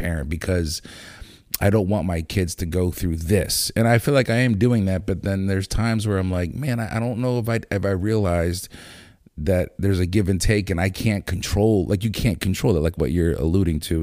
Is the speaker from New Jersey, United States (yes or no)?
no; Lancaster, Pennsylvania, United States; also born or lived in Landisville; growing up in Lancaster